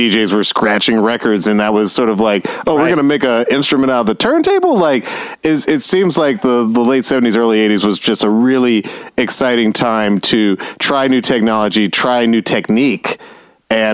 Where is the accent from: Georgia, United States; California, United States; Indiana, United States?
Georgia, United States; Atlanta; I was growing up in Atlanta.